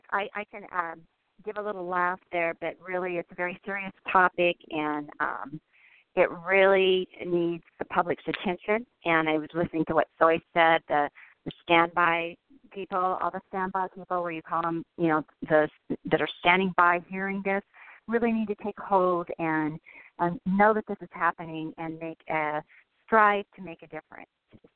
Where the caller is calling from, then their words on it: Denver, Colorado, United States; I live in Denver, Colorado. So I'm a Denver woman.